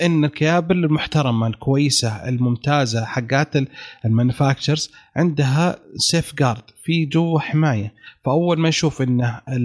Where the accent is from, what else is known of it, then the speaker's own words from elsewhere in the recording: Eastern Province, Saudi Arabia; انا من الشرقيه